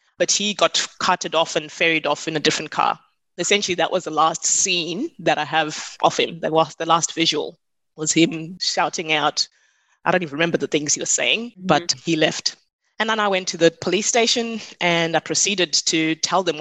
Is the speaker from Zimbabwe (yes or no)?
yes; Zimbabwe; now in Australia; I'm from Zimbabwe originally